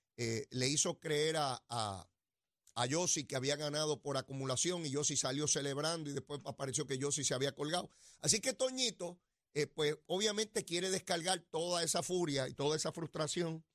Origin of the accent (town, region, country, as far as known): Puerto Rico